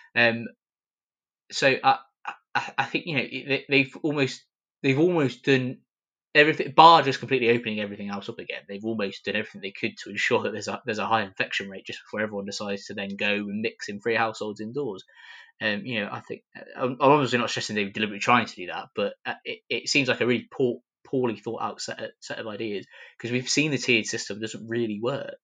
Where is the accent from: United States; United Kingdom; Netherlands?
United Kingdom; Coventry, West Midlands; Coventry, my hometown